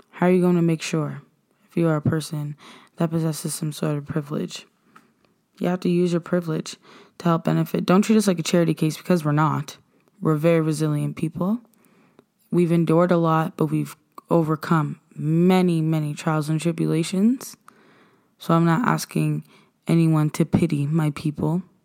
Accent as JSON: {"language": "English", "region": "Nova Scotia", "country": "Canada", "said": "we are African Nova Scotians"}